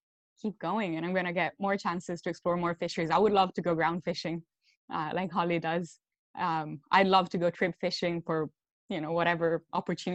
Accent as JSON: {"language": "English", "country": "Italy", "tie": "born or raised there", "moved": "as an adult", "lives_now": "Bar Harbor, United States", "said": "I actually was born and raised in Italy. And I moved to Maine about 2.5 years ago now, almost 3."}